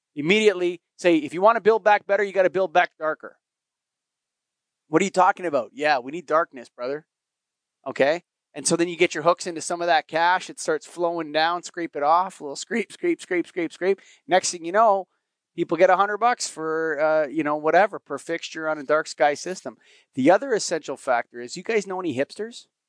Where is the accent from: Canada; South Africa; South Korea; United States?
Canada; I'm a Canadian